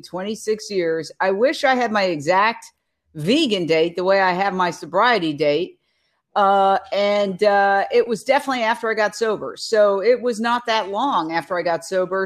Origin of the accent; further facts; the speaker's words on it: New York City, New York, United States; now in Los Angeles, United States; Born and raised in Manhattan, I grew up, uh, right across the street from Carnegie Hall